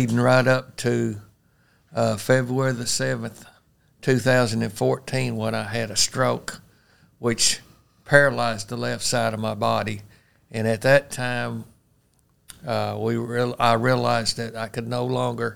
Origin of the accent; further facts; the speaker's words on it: Paragould, Arkansas, United States; also born or lived in Forest City, Arkansas; I was born and raised in Paragould, Arkansas